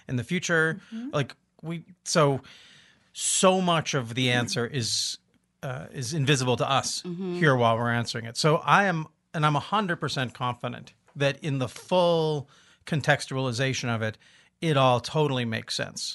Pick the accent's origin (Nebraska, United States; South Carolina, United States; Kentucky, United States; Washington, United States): Washington, United States; Olympia; we're from Olympia